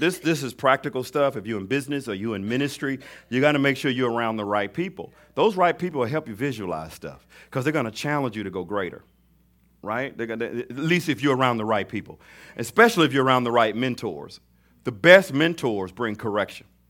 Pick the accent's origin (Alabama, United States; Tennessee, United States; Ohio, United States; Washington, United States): Alabama, United States; Mobile; I'm from Mobile, Alabama